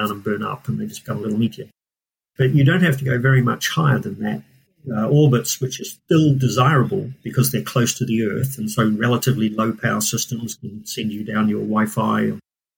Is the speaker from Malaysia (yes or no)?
no; New Zealand; moved away as an adult; also born or lived in Scotland; now in Cambridge, United Kingdom; I'm from New Zealand. I did my PhD in New Zealand